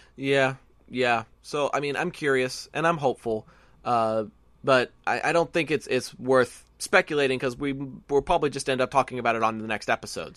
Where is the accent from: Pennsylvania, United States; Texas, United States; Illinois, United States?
Texas, United States; I'm a Texan